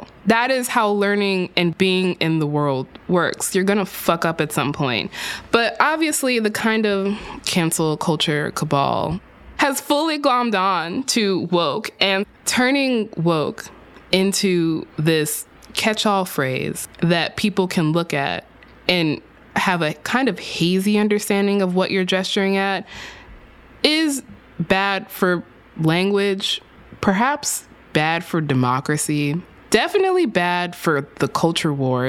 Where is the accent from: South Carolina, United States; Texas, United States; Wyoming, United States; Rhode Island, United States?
Texas, United States; In my home state of Texas